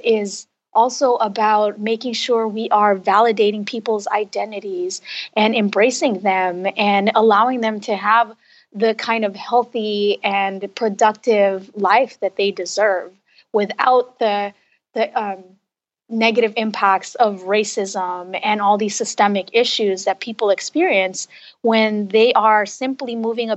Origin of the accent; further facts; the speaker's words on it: Los Angeles, California, United States; I was raised in Los Angeles